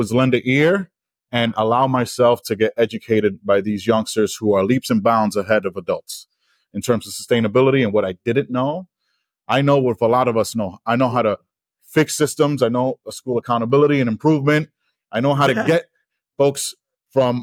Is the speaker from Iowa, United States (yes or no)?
no; New York City, New York, United States; now in Denver, United States; I'm from the Bronx